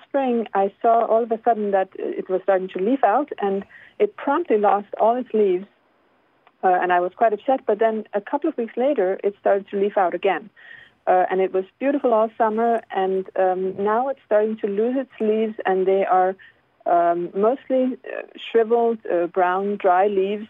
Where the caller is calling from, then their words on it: Belle Mead, New Jersey, United States; I'm calling from Belmead, New Jersey.